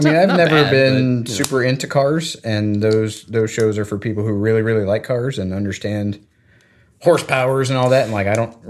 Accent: Florida, United States; I mean, growing up in Florida, our school and none of the schools around us, even though we grew up like on the beach, like no one had a swim team.

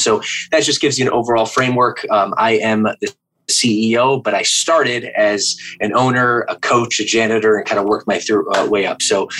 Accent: Midwest, United States; moved away as an adult; also born or lived in Michigan; now in California, United States; I'm originally from the Midwest.

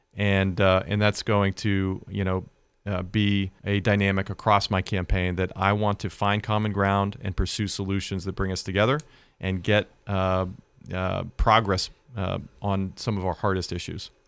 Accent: Western Pennsylvania, United States; the values that I learned growing up in Western Pennsylvania

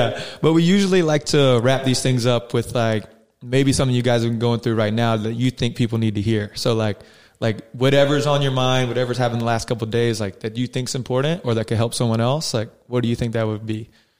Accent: South Carolina, United States; now in San Diego, United States; Aziz Ansari is from South Carolina. He's like from my home state.

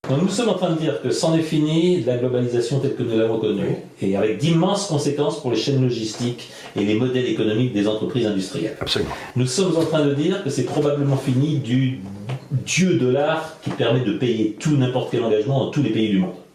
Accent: France; Je suis de France.

